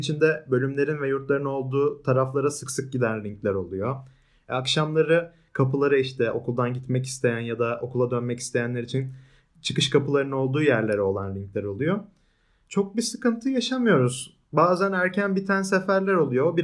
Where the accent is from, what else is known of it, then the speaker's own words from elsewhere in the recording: Istanbul, Turkey; now in Ankara, Turkey; Yani ben doğma büyüme İstanbulluyum. O yüzden hala sevemedim Ankara'yı.